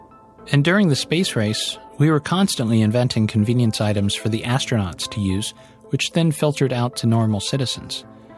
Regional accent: Cleveland, Ohio, United States; I'm from Cleveland

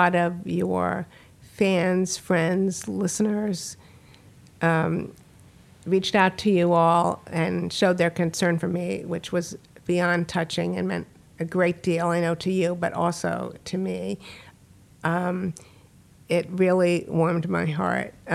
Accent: Washington, District of Columbia, United States; moved away; also born or lived in Silver Spring, Maryland; Born in Washington, D.C., a native

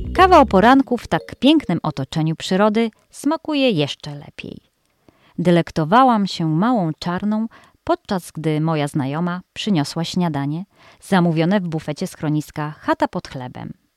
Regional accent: Greater Poland, Poland; moved away; W Wielkopolsce, skąd pochodzę

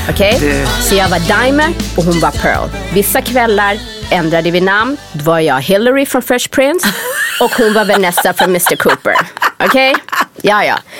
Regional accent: Sweden; moved away as an adult; när jag var yngre i Sverige, alltså en av anledningarna till att jag verkligen ville dra från Sverige

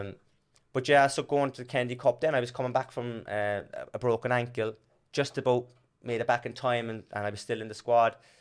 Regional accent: Cork, Munster, Ireland; also born or lived in Blarney Street, Cork; now in Australia; I'm from Torrendale in Dublin Hill

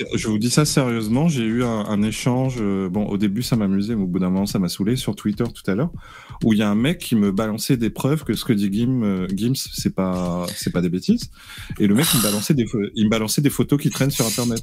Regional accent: Réunion; Je suis réunionnais

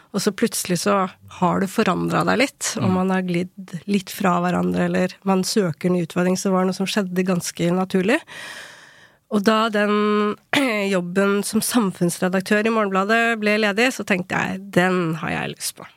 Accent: Ilseng, Innlandet, Norway; moved away; also born or lived in South Korea / Bergen; vokste opp på ildseng

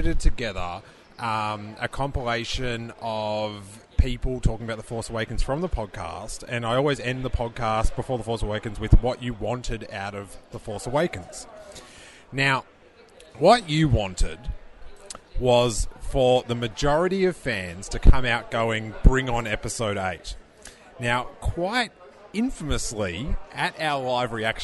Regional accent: Australia; It's my only proud moment as an Australian

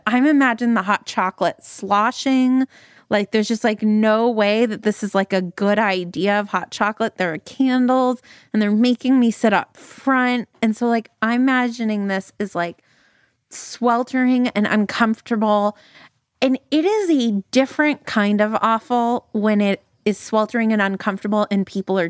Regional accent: Calgary, Alberta, Canada; yes, Stan, you are from Texas and I am from Calgary and we are basically the same person.

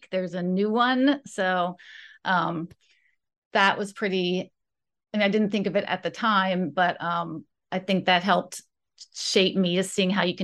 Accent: West Virginia, United States; also born or lived in Florida; I moved around a lot when I was growing up. Um, my um parents met in Florida and I was born there. And then they moved, we moved to West Virginia.

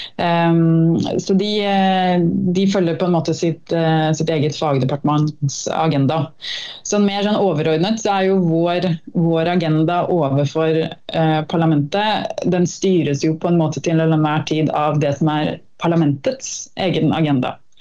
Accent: Norway; moved away as an adult; now in Brussels, Belgium; jeg er norsk

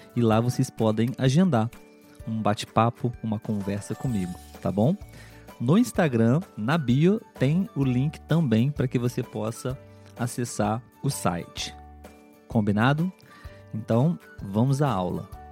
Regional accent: Brazil; nós aqui no Brasil

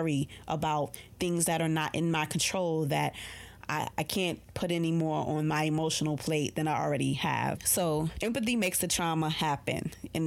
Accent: New York, United States; I'm a New Yorker

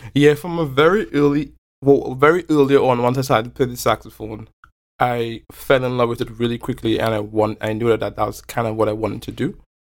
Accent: Belmont, Port of Spain, Trinidad & Tobago; moved away; growing up in Belmont. Um, Trinidad is also a really culturally and ethnically diverse place.

